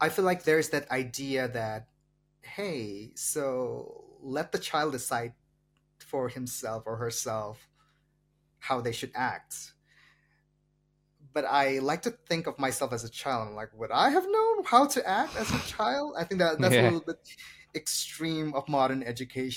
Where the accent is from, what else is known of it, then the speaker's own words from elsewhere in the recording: Meghalaya, India; English is a second language; moved away; even in a state like mine, even in a small state like mine, Meghalaya